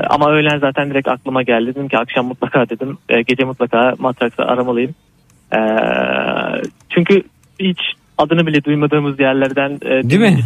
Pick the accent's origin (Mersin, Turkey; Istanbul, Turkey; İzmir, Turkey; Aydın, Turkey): Aydın, Turkey; Sonuçta ben Aydınlıyım.